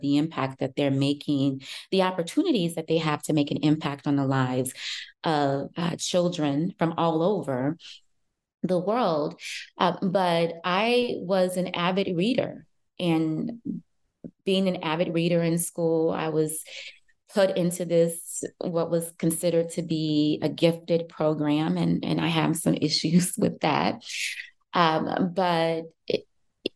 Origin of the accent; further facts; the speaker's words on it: Chicago, Illinois, United States; I live in Chicago. I grew up in Chicago.